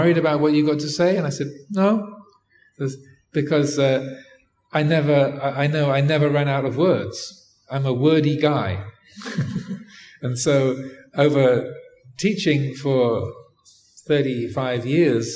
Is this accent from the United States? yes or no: no; England, United Kingdom; I grew up in England